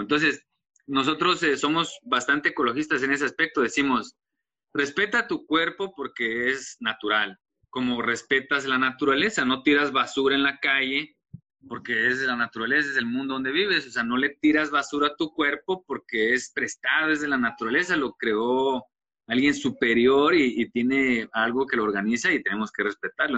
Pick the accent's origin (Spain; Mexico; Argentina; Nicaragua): Mexico; Tuxtla Gutiérrez, Chiapas; De acá de Tuxtla Gutiérrez, Chiapas